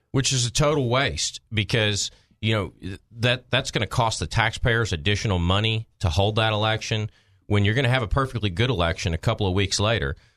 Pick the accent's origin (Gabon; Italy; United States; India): United States; Maumelle, Arkansas; in my hometown